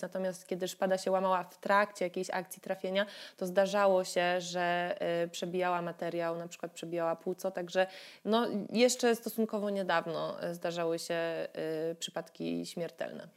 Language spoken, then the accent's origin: Polish; Katowice, Silesian Voivodeship, Poland; born or raised there